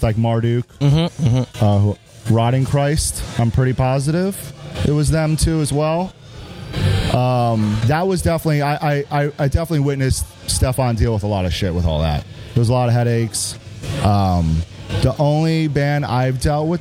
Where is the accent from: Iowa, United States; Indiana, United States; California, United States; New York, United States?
New York, United States; moved away as an adult; now in Texas, United States; I'm from New York, but I've been here for like 6.5 years